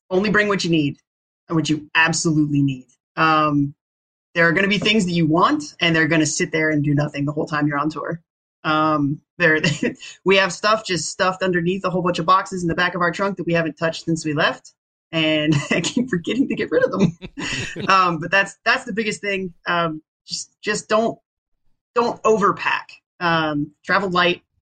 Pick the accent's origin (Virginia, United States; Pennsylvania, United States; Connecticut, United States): Virginia, United States; born or raised there